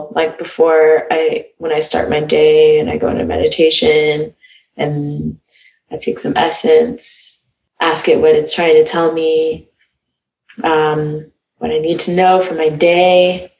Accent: North Carolina, United States; Stayed in the South for a bit until moving up north.

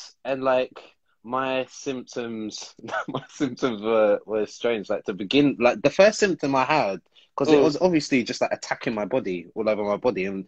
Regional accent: London, United Kingdom; I'm from London, bruv.

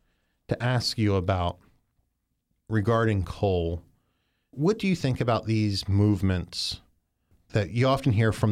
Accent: Maryland, United States; also born or lived in West Virginia; I'm from Western Maryland, and lived in West Virginia for some during my early teen years.

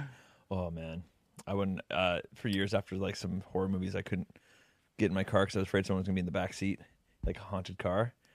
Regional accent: Canada; We're from Canada

